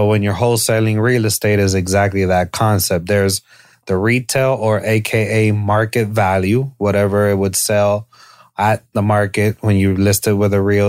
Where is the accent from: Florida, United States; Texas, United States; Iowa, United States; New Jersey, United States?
Florida, United States; Miami; the I'm from Miami, bro.